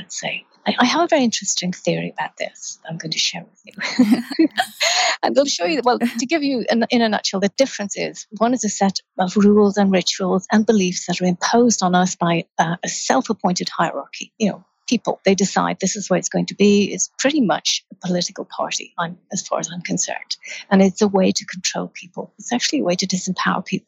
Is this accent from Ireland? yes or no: yes; Ireland; I grew up in Ireland